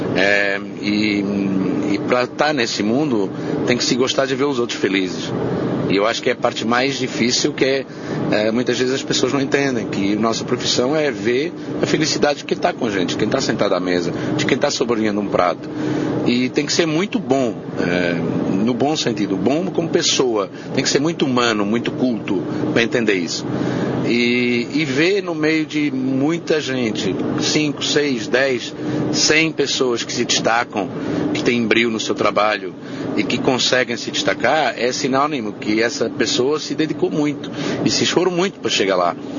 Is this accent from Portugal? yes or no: yes; Montemor-o-Novo, Alentejo, Portugal; Montemor Novo, que é a minha terra natal